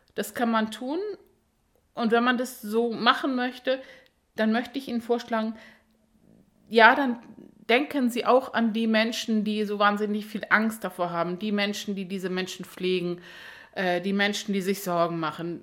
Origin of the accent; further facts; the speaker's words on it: Germany; hier bei uns in Deutschland